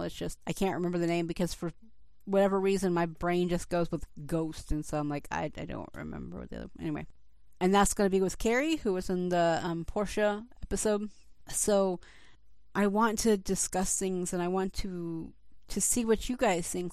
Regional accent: Atlanta, Georgia, United States; I grew up in Atlanta

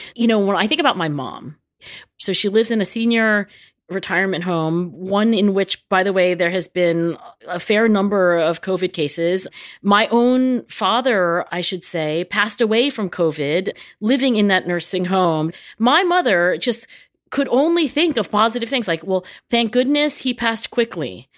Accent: New Jersey, United States; I grew up in South Jersey where everything was carpeted

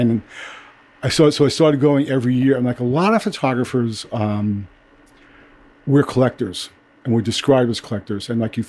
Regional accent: New York City, New York, United States; also born or lived in California; I grew up in Brooklyn. And I've been a photographer since I came back from California in 1970.

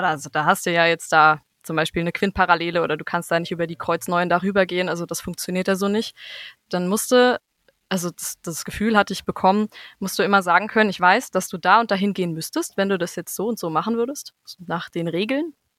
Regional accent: Bad Homburg, Hesse, Germany; in Bad Homburg ähm, wo ich herkomme

